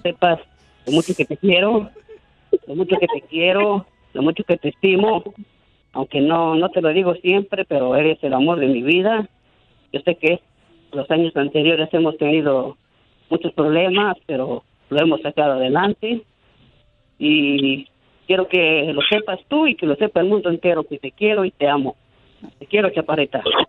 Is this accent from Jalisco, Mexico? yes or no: no; Hidalgo, Mexico; now in Chicago, United States; nosotros somos originarios de Hidalgo